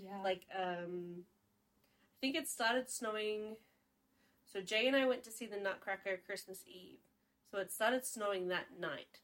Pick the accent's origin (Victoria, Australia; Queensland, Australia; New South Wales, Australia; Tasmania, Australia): Victoria, Australia; I'm from Victoria, right, which is my state.